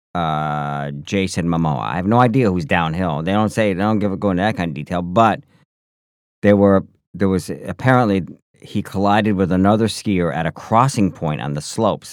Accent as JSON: {"language": "English", "country": "United States", "said": "I come from the North Country. I come from the snow belt"}